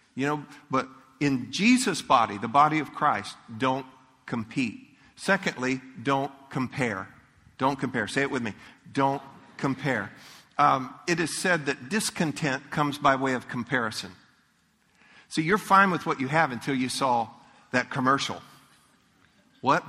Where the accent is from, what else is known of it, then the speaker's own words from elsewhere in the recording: Leesburg, Florida, United States; I grew up in Leesburg.